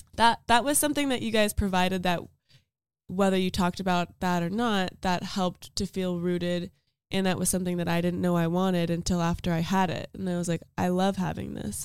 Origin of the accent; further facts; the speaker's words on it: Las Vegas, Nevada, United States; moved away; I'm from Las Vegas